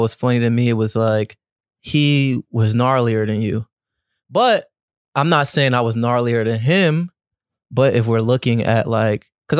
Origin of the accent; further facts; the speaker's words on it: New York, United States; I'm from New York